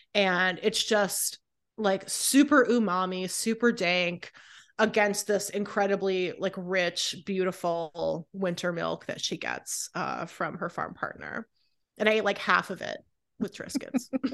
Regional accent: Raleigh, North Carolina, United States; moved away as an adult; also born or lived in Southern California; now in Philadelphia, United States; I grew up in California and then North Carolina

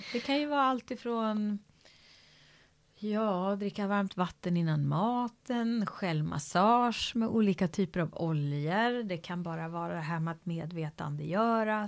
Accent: Sweden; från där jag kommer från, en annan kontext liksom. Så ett samhälle, Sverige

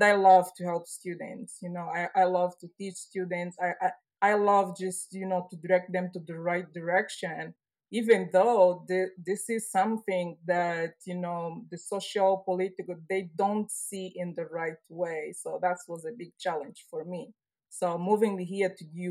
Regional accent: Angola; English is a second language; moved away as an adult; also born or lived in Italy; now in United States; I grew up in Angola. I was born in Angola.

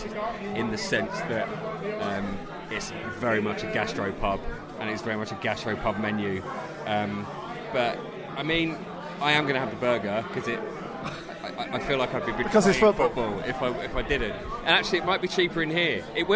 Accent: Essex, East of England, United Kingdom; I live in... Where I'm from Essex, but it is technically a London borough.

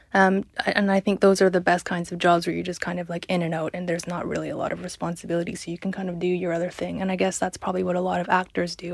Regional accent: Canada; moved away; I come from Canada

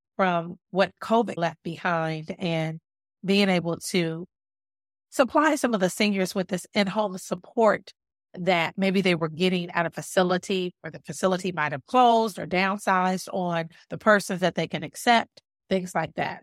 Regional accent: Los Angeles, California, United States; now in Hampton Roads, United States; I'm from Los Angeles, California

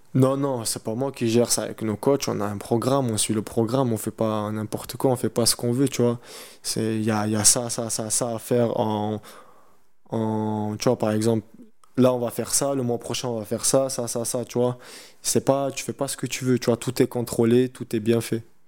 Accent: Montauban, Occitania, France; moved away as an adult; quand je rentre chez moi à Montauban, tu vois, c'est pas une très grande ville

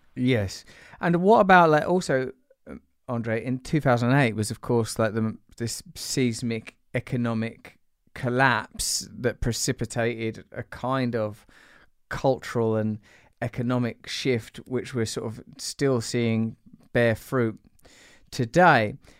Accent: England, United Kingdom; I'm English

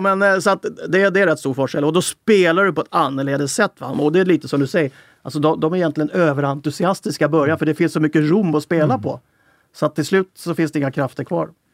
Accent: Sweden; nu är jag ju svensk

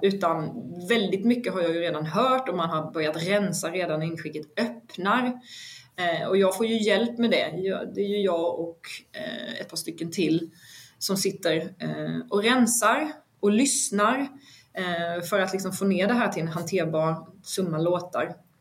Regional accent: Vetlanda, Jönköping County, Sweden; jag är ju från Vetlanda

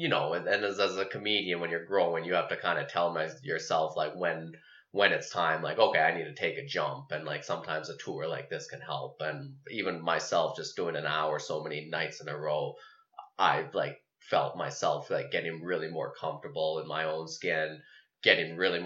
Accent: High River, Alberta, Canada; moved away; Okotoks, which is like right by where I grew up in High River

